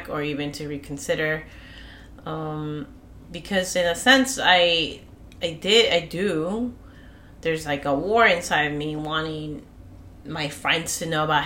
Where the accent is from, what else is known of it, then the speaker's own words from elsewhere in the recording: Peru; now in United States; I'm from Peru